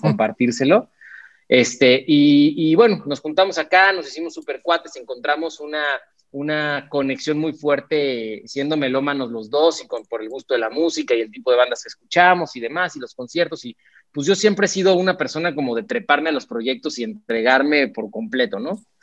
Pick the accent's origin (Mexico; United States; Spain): Mexico